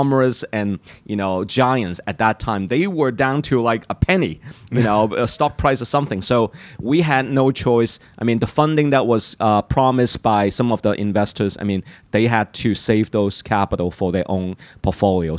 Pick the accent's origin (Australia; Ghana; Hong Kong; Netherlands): Hong Kong; moved away; I'm from Hong Kong